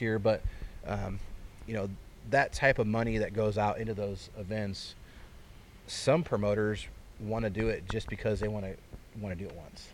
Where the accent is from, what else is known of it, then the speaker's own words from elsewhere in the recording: Fairbury, Illinois, United States; I was born and raised in Fairbury.